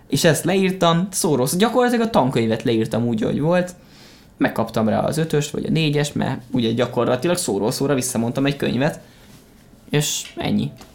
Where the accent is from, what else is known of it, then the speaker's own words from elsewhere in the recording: Hungary; magyar vagyok